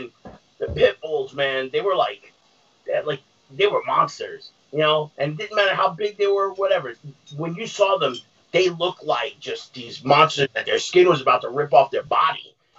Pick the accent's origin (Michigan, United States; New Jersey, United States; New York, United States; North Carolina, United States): New York, United States; I grew up in New York.